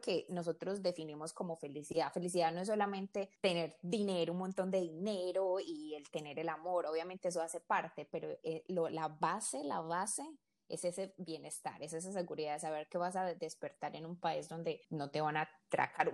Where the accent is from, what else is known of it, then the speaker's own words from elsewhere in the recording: Colombia; siendo colombiana